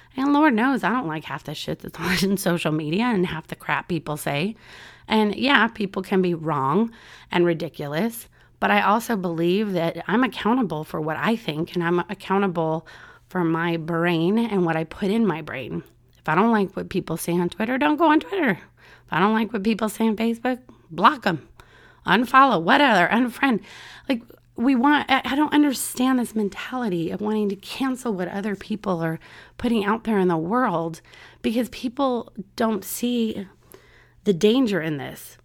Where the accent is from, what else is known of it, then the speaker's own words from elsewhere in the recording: San Diego, California, United States; now in Orlando, United States; my hometown, San Diego, California